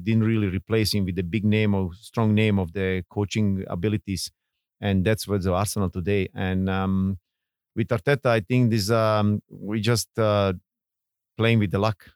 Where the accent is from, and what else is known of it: Bosnia & Herzegovina; born or raised there; English is a second language; moved away as an adult; now in Singapore